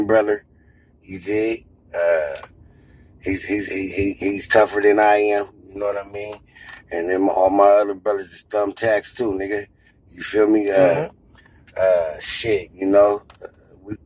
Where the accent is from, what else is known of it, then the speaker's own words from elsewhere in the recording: Seattle, Washington, United States; I grew up in the south end of Seattle, right there in that Franklin, Rainier Beach, Garfield area